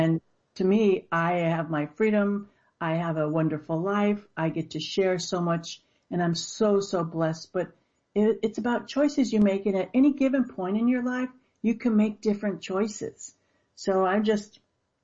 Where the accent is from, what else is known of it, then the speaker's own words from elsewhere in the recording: Los Angeles, California, United States; I grew up in the inner city of Los Angeles, surrounded by gangs and drugs